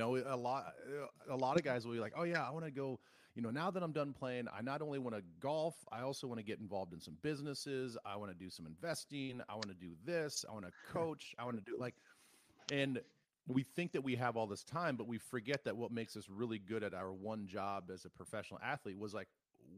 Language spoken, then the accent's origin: English; South Dakota, United States; Growing up in South Dakota